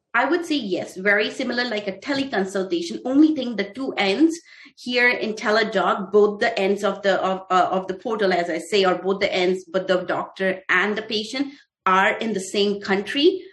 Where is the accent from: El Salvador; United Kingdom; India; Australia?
India; moved away as an adult; also born or lived in Russia; now in United States; I was born in India. I was raised there. I did my schooling there in India.